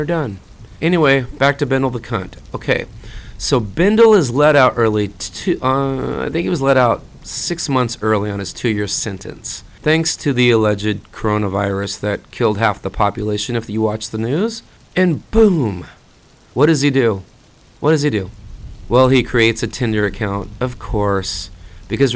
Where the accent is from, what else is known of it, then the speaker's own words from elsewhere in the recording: Fresno, California, United States; my hometown of Fresno